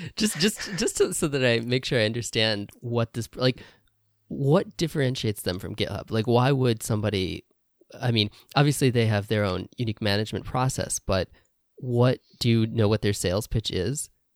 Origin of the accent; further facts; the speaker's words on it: Indiana, United States; moved away as an adult; now in Japan; I grew up in Indiana in the U S